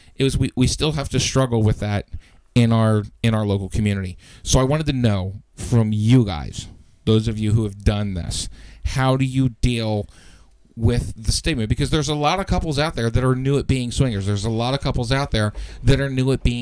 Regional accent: Quarryville, Pennsylvania, United States; my hometown in Quarryville

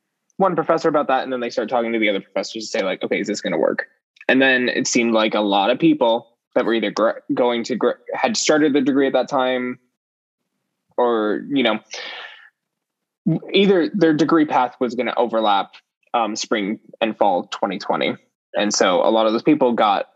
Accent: Richfield, Utah, United States; moved away as an adult; also born or lived in Cedar City, Utah; now in Columbia, United States; I grew up in a small town in central Utah called Richfield. And I lived there until I was about 14.

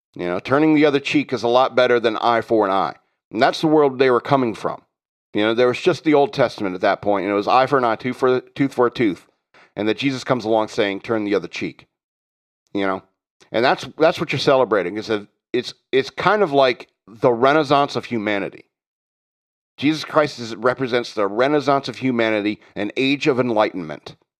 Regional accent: United States; as an American

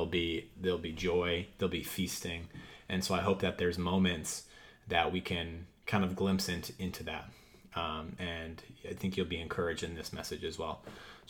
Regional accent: Wisconsin, United States; now in Boston, United States; I grew up in Wisconsin for a little bit, but then have been in the north in Boston area.

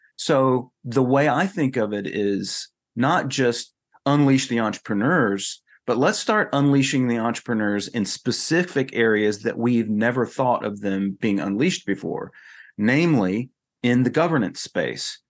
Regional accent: North Carolina, United States; moved away as an adult; also born or lived in Texas; now in South Carolina, United States; I come from North Carolina

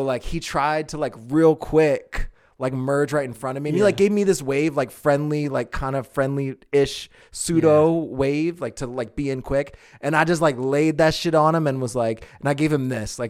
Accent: East Coast, United States; Because imagine, I came from the East Coast.

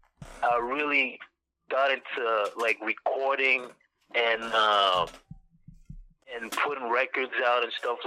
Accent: Ottawa, Ontario, Canada; I'm from Canada, from Ottawa to be exact, like not too far from Toronto

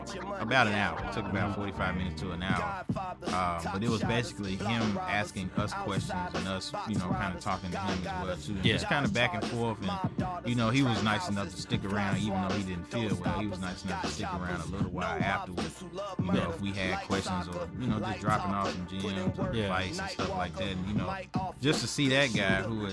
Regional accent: Greenville, Mississippi, United States; my hometown, man, Greenville

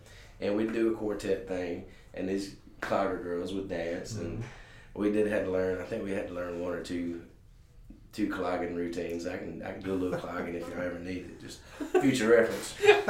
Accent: Ripley, Mississippi, United States; moved away as an adult; now in Jackson, United States; I did not grow up here. I grew up North Mississippi. I moved up here about 15 years ago, but I started playing music in honky-tonks in Tupelo and some surrounding areas, I guess, when I was about 15.

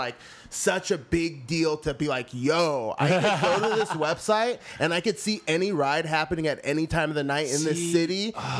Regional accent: Northern California, United States; moved away as an adult; now in Los Angeles, United States; I'm from Northern California. I drove over 100 miles a day just to get to school, just to do anything, because I lived in a very rural area.

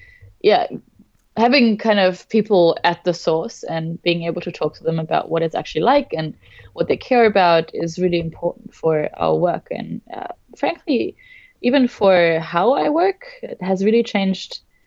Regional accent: Germany; now in Melbourne, Australia; I am originally from Germany, now living in Melbourne, Australia

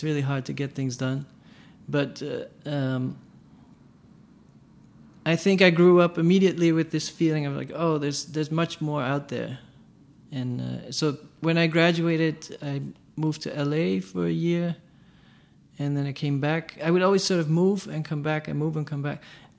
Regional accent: Amsterdam, North Holland, Netherlands; In Amsterdam, in the Netherlands.

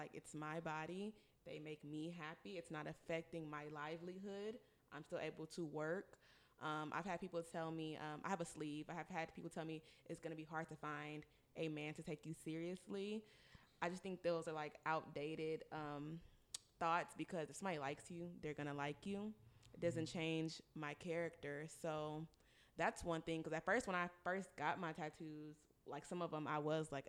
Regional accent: Nigeria; For me, this is C, being a Nigerian woman, you know, well, really in a Nigerian household

